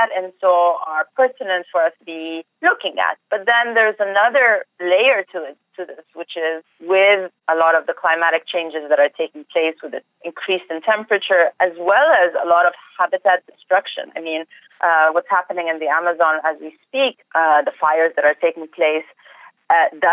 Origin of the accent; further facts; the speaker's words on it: Egypt; moved away as an adult; now in Arizona, United States; I was born and raised in Egypt, and up until 2 years ago, this is where I lived all my life